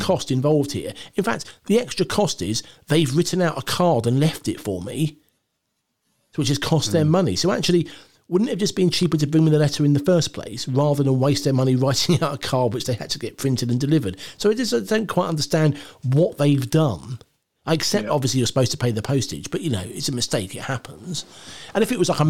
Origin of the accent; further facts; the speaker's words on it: United Kingdom; I'm British.